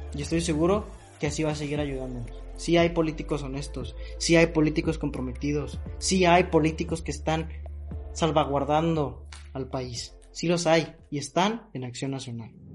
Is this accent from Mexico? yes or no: yes; Mexico; como mexicanos